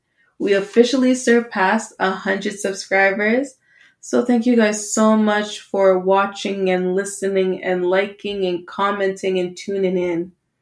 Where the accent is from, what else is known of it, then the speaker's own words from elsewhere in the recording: Canada; Yes, we are Canadian, so it's .ca, not .com, mostly because .com was taken, but that's okay.